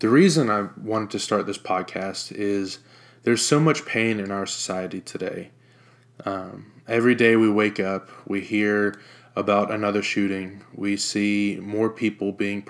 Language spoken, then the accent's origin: English; Jacksonville, Florida, United States; also born or lived in Norfolk, Virginia; I was born in Norfolk, Virginia on August 27th, 1994. When I was born, it was just my mom, my dad, and myself. A few months after I was born, we moved to Jacksonville, Florida, where my dad got relocated